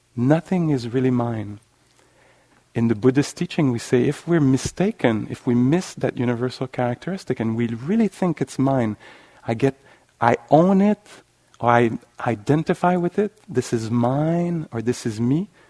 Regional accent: Canada; accent: French Canadian

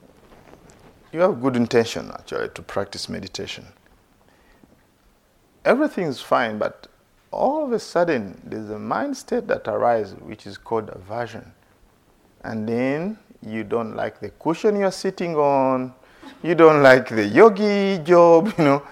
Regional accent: Uganda; As a young boy growing up in Uganda

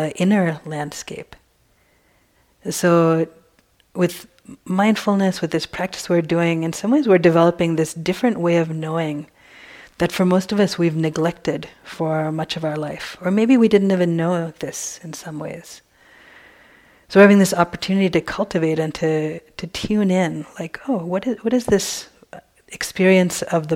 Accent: East Coast, United States; now in West Coast, United States; I grew up in the East Coast.

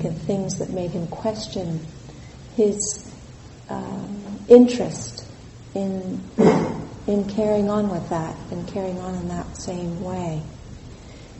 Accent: Southern California, United States; moved away as an adult; also born or lived in Santa Cruz, California; now in Colorado, United States; I was born in California. I was born in Southern California, and I came to Santa Cruz in 1979 to go to university here

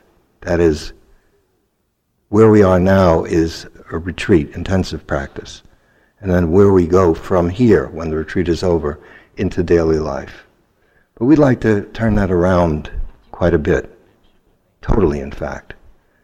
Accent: New York City, New York, United States; I had had bad experiences growing up in Brooklyn by being beaten up by Italian kids all the time

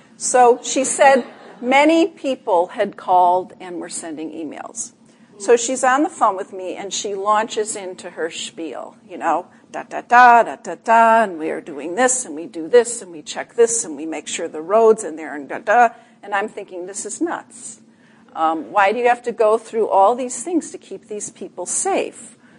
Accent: Chicago, Illinois, United States; I'm originally from Chicago, too.

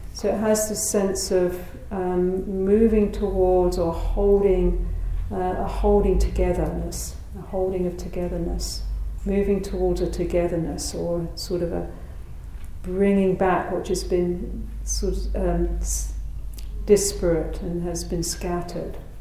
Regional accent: United Kingdom; moved away; my home country of Britain

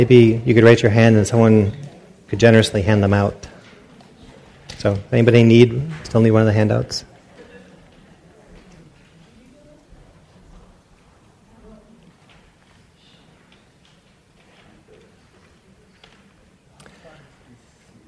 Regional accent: Rhode Island, United States; also born or lived in Pacific Northwest / San Francisco Bay Area; now in Briones, United States; I grew up in Rhode Island, and then lived up in the Northwest for a while, and I've been down the Bay Area for a while now

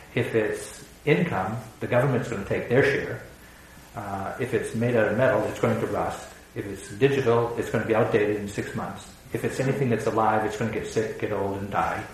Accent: New England, United States; growing up in New England

